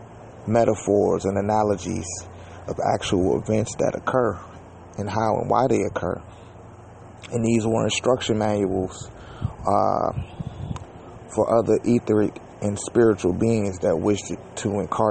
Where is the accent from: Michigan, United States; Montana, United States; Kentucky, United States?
Michigan, United States; Detroit; I'm from Detroit, Michigan.